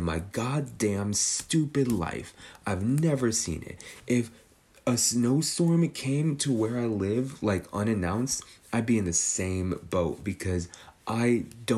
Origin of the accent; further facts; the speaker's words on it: California, United States; I'm a Californian